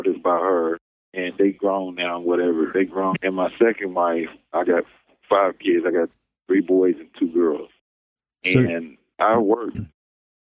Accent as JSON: {"language": "English", "town": "Kansas City", "region": "Kansas", "country": "United States", "said": "I'm from Kansas, Kansas"}